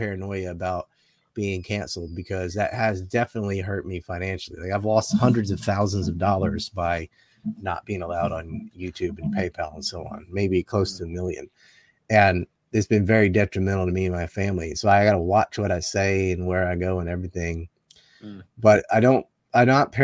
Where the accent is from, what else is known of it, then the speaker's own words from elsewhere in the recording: the Carolinas, United States; I'm from the Carolinas